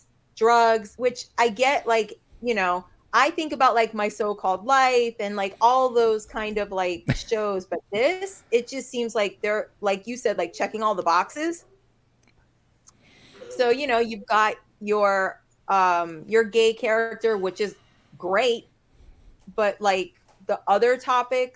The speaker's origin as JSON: {"language": "English", "town": "North Miami", "region": "Florida", "country": "United States", "tie": "born or raised there", "said": "born and raised in Miami, North Miami."}